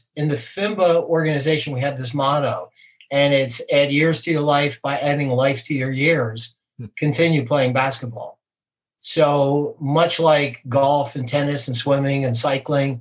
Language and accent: English; New Jersey, United States; moved away; I grew up in New Jersey